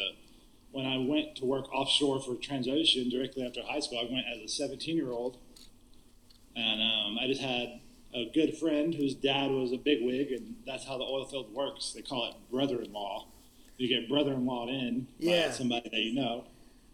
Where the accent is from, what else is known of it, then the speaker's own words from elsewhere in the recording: Junction, Texas, United States; also born or lived in Bandera, Texas; I moved from Junction, Texas, which is a podunk little town in the middle of nowhere